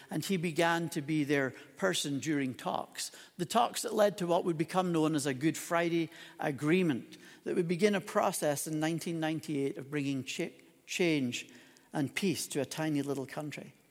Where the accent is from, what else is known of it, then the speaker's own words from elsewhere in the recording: Northern Ireland, United Kingdom; also born or lived in Scotland; now in Calgary, Canada; I was born in Scotland, but I actually grew up most of my childhood in a little place called Northern Ireland